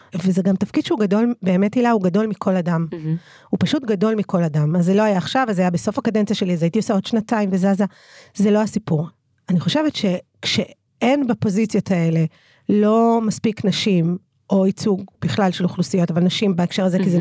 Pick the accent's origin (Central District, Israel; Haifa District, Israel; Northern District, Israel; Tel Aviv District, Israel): Central District, Israel; Ramla; אני נולדתי וגדלתי ברמלה